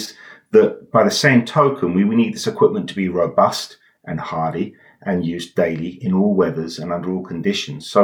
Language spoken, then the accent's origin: English; England, United Kingdom; I'm English, not German